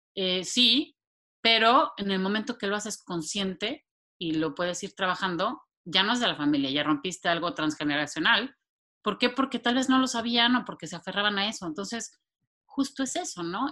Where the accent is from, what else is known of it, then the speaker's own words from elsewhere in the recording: Mexico City, Mexico; moved away as an adult; now in San Antonio, United States; soy originaria de la Ciudad de México. Eh, ahí nací, crecí y viví pues, toda mi vida antes